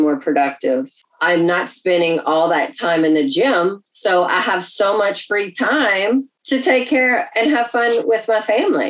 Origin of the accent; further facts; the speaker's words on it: Louisiana, United States; We're from Louisiana